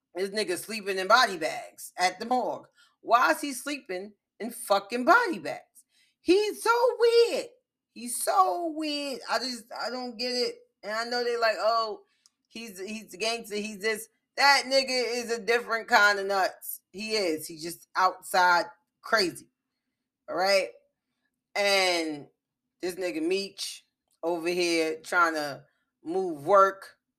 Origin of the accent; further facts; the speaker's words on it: the South, United States; I'm Geechee, I'm from the South